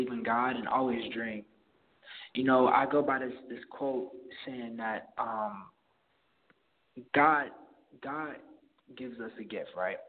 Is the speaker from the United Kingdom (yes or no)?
no; Los Angeles, California, United States; I was born in the Valley